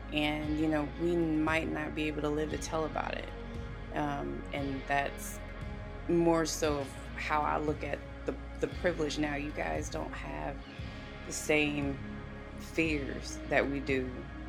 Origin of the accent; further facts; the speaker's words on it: the South, United States; I grew up in the South